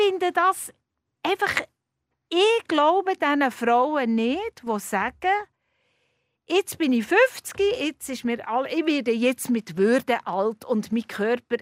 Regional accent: Bern, Switzerland; now in Zürich, Switzerland; als Bernerin

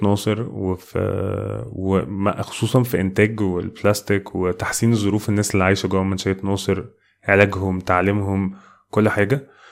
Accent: Egypt; كمصريين وكناس تانية في الميدل ايست

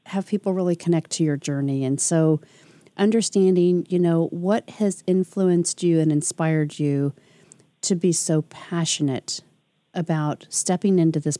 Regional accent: Detroit, Michigan, United States; I went from a big town city girl in Detroit to uh, a small town little suburb in Indiana.

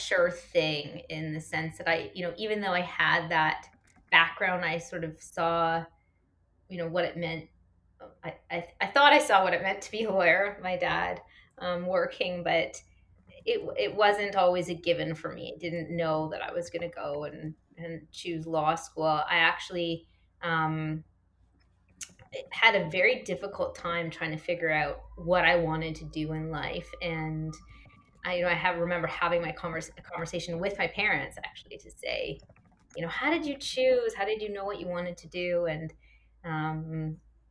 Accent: Toronto, Ontario, Canada; also born or lived in Halifax, Nova Scotia; I grew up here in Toronto

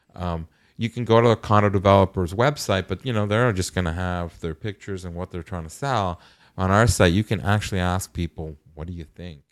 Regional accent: Toronto, Ontario, Canada; I grew up in North York

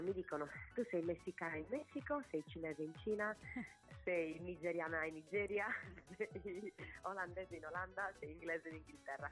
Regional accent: Sardinia, Italy; moved away as an adult; also born or lived in Bologna / Barcelona / New York; vengo da un'isola meravigliosa, ma è un'isola

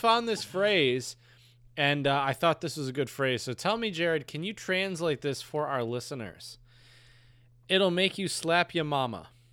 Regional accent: Northern United States, United States; as a Northerner. I'm a Yankee

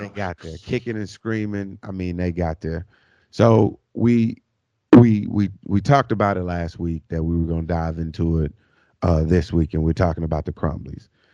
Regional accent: Arkansas, United States; growing up in Arkansas, man, um, driving to school, uh, high school back in those days

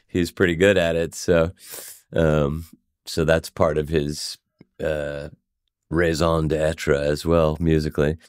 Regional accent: Swarthmore, Pennsylvania, United States; I grew up in Swarthmore, Pennsylvania

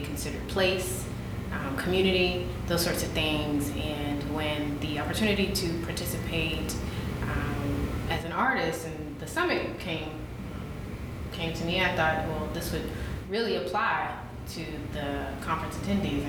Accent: South Carolina, United States; I'm from South Carolina

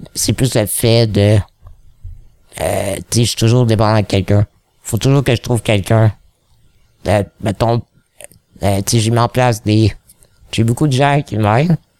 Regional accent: Quebec, Canada; accent: Québécois; j'ai un accent québécois quand je parle en anglais

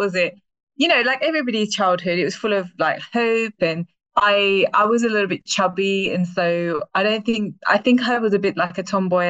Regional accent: London, United Kingdom; I loved East London so, so much. Like it was a very diverse area

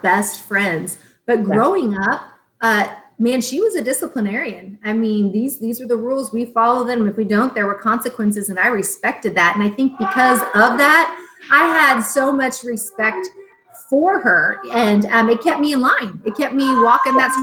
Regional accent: Tonganoxie, Kansas, United States; we were raised in Tonganoxie, mm-hmm. small town Kansas

